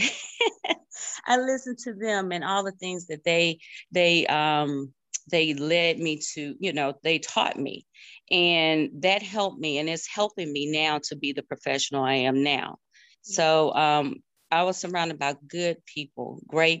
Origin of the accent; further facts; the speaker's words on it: Lancaster, South Carolina, United States; We're from Lancaster, South Carolina